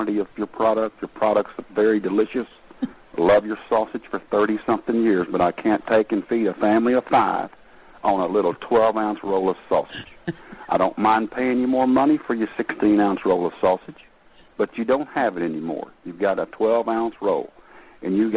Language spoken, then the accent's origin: English; Texas, United States; I'm not from the North. I'm a Texas man